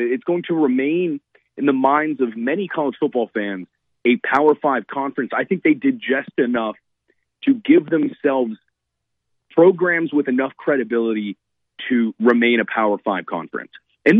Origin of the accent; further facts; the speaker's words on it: Miami, Florida, United States; I'm from Miami, I'm in Miami